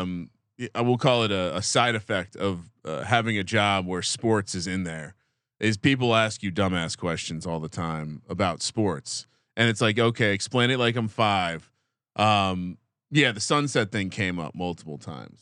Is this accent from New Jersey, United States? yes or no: yes; New Jersey, United States; I'm from Jersey.